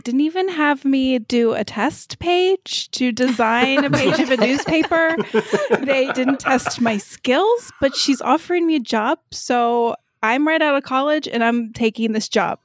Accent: Kentucky, United States; also born or lived in Florida; now in Columbus, United States; I am born and raised in Kentucky. Did a short little trip down to Florida for a few years, and now I'm back up in the Midwest in Ohio

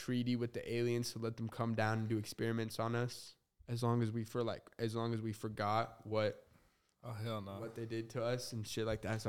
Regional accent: Arizona, United States; born there; also born or lived in New Mexico / Utah / Las Vegas; So I was born in Arizona, moved to New Mexico, a little bit of Utah, and then a little bit of Vegas, and then I moved like an hour away from here. Super small town.

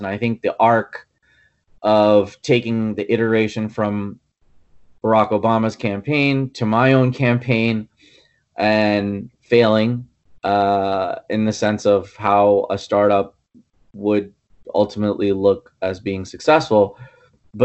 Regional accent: New York City, New York, United States; moved away; also born or lived in Kerala, India / Mumbai, India / Dumont, New Jersey; I grew up in the Bronx, and so my ties to New York and New Jersey go way back.

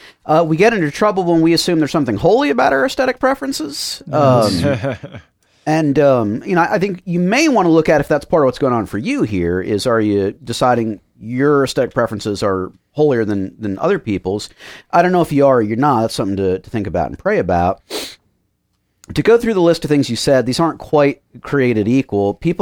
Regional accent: Miami, Florida, United States; So I grew up in Miami and was very involved both in music and church stuff there.

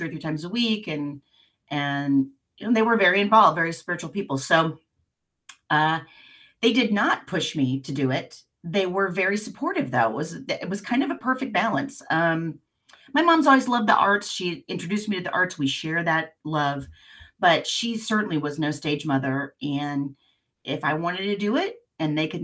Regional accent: Independence, United States; I grew up in Independence, and that's a, you know, blue collar town

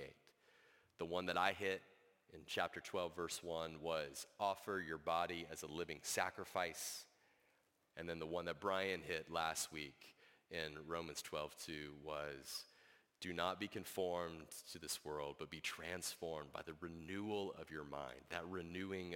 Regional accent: United States; we as American citizens in the 21st century

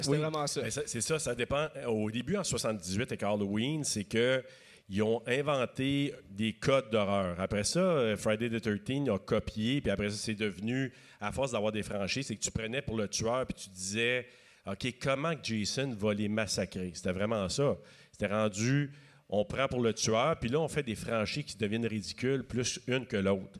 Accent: Maniwaki, Quebec, Canada; je viens d'un coin de Maniwaki, donc on avait trois postes et demi à peu près qu'on pouvait regarder à la télé à l'époque.

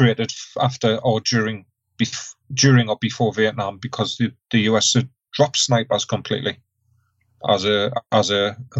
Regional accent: United Kingdom; we as British

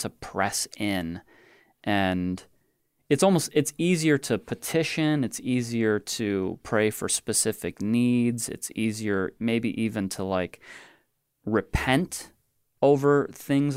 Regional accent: United States; being an American

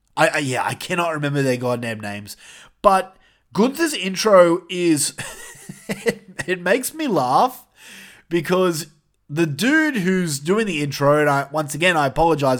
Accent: New South Wales, Australia; We're all from New South Wales

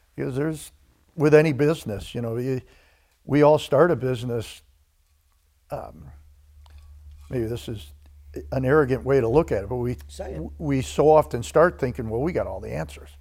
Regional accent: DeKalb, Illinois, United States; Grew up in a town called DeKalb, Illinois

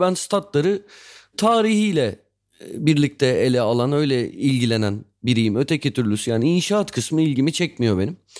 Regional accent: Istanbul, Turkey; Sarıyer'de büyümüştüm.

